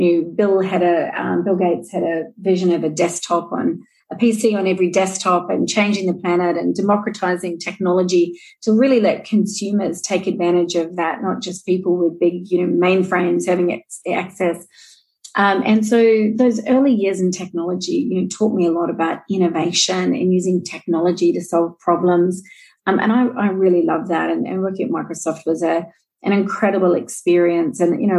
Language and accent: English; New Zealand; now in Australia; And I am a Kiwi, and I know there's a few of us living here in Australia.